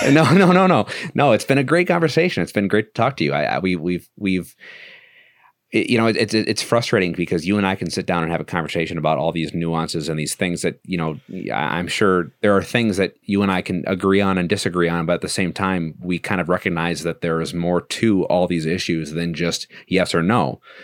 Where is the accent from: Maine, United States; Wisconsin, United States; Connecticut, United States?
Wisconsin, United States; Milwaukee; moved away as an adult; now in Virginia, United States; I was born and raised in Milwaukee